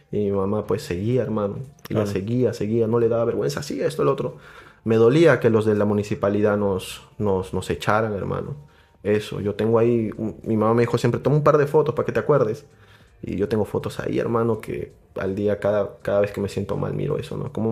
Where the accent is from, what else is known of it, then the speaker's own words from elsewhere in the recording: Arequipa, Peru; Yo soy de Arequipa.